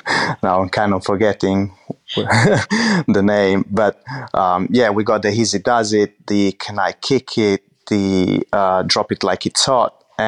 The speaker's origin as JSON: {"language": "English", "town": "Medolla", "region": "Emilia-Romagna", "country": "Italy", "tie": "born or raised there", "said": "So I grew up in Medola, which is a really small town about 30 minutes from Modena and 30 minutes from Bologna. It's a really, how can I say, countryside kind of town."}